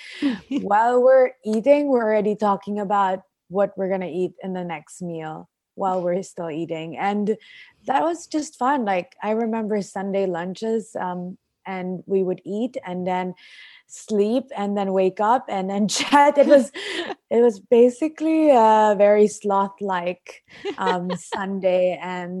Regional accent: Philippines; also born or lived in Australia; I was born here, raised here, and I'm a Filipina

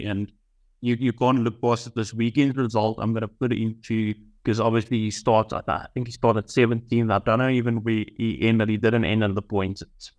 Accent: South Africa; I often look at Brad and think Brad's the greatest, which obviously as South African we all do.

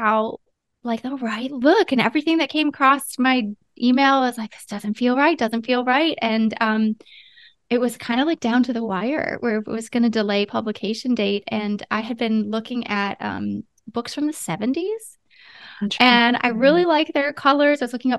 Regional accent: Ohio, United States; now in California, United States; And we live in California, but I'm from Ohio.

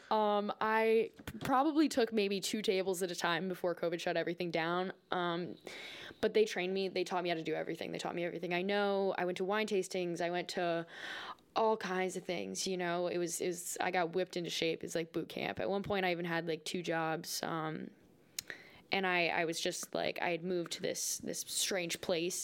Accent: North Smithfield, Rhode Island, United States; I was actually born and raised in Rhode Island

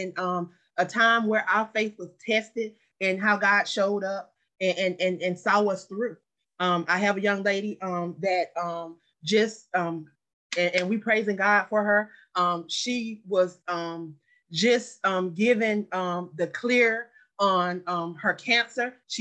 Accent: Anderson, South Carolina, United States; moved away; also born or lived in Atlanta, Georgia; my hometown, Anderson, South Carolina

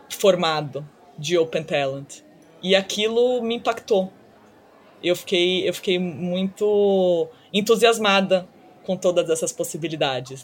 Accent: Brazil; moved away as an adult; also born or lived in United States / China; retornando ao Brasil aos 24 anos, eu acabei passando oito anos fora do Brasil, do início da faculdade

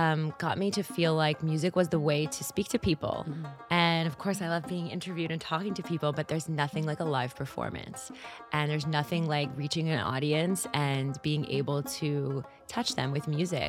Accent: Montreal, Quebec, Canada; moved away as an adult; also born or lived in New York City; So my story starts in Montreal, Canada. I was the only one in my family born in Canada.

